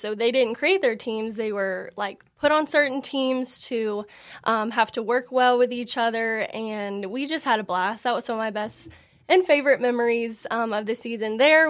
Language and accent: English; Franklin, United States; born and raised in Franklin